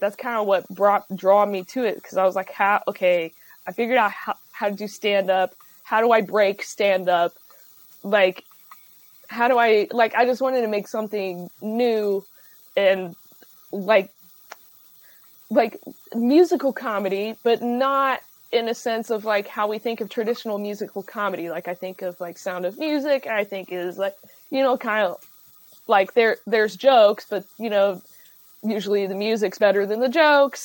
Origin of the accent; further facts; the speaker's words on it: Dayton, Ohio, United States; moved away as an adult; also born or lived in Cincinnati, Ohio / Chicago, Illinois; now in Los Angeles, United States; I'm from Dayton, Ohio originally